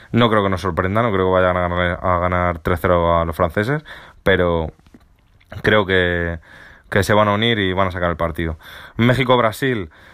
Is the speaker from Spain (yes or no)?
yes; Spain; siendo español